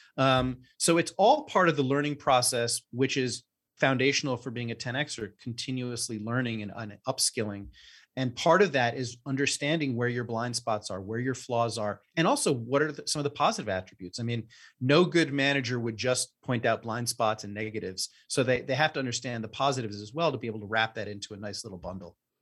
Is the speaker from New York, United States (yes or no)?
yes; New York City, New York, United States; we both grew up here in, in New York City and have known each other since third grade